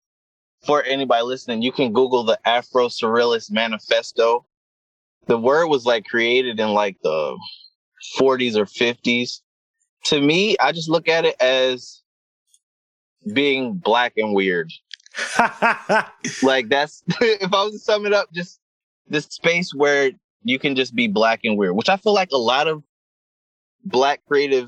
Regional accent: Wilmington, Delaware, United States; I grew up in Wilmington, Delaware, two-parent household

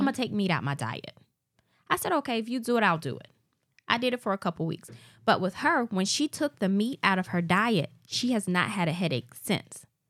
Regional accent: Alabama, United States; born or raised there

